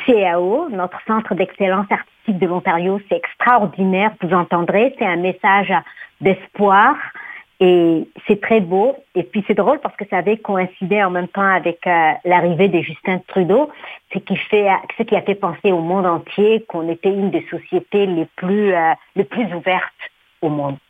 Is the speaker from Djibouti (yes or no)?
yes; Djibouti; now in Canada; dans mon pays d'origine, Djibouti